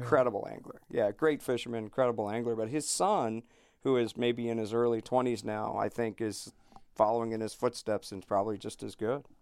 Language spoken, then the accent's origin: English; Fort Lauderdale, Florida, United States; also born or lived in Chokoloskee, Florida; I grew up on the East Coast of, in Pompano and Fort Lauderdale